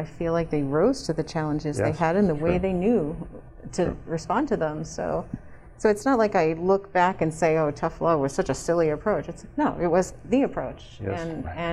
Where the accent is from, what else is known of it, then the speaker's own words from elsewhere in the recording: Camden, New Jersey, United States; moved away as an adult; also born or lived in Philadelphia, Pennsylvania; now in Colorado, United States; raised in the suburbs of New Jersey, just outside of Philly